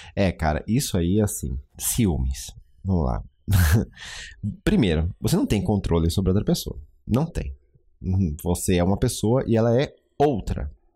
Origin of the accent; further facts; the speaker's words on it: Brazil; eu sendo brasileiro